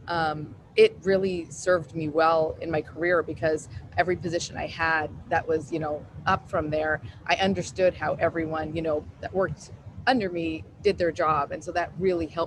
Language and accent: English; Calgary, Alberta, Canada; moved away as an adult; also born or lived in Houston / San Francisco; now in New York City, United States; I'm from Calgary, Alberta, in Canada